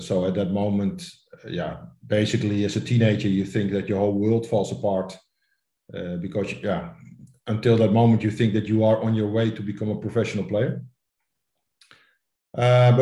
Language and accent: English; Amsterdam, North Holland, Netherlands; I'm born and raised in Amsterdam, so then you grow up with Ajax and Johan Cruyff.